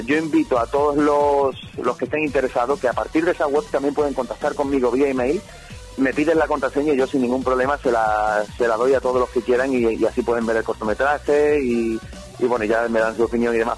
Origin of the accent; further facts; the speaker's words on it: Algeciras, Andalusia, Spain; soy de Algeciras, de, ciudad de Algeciras, donde apenas por no decir nada, se mueve cine aquí